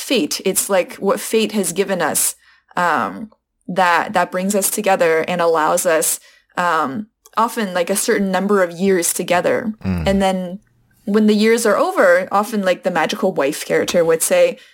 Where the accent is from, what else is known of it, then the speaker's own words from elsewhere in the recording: United States; first language Chinese; also born or lived in Shanghai; I'm Chinese American